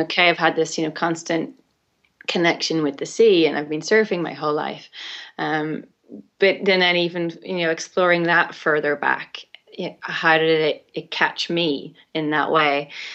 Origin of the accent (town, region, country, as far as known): Ireland; born or raised there